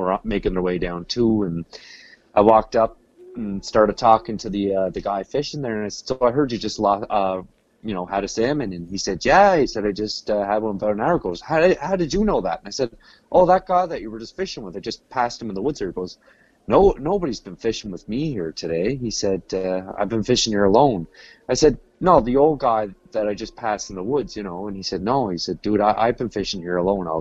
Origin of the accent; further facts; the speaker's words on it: Cape Breton Island, Nova Scotia, Canada; I'm from Cape Breton Island, Nova Scotia.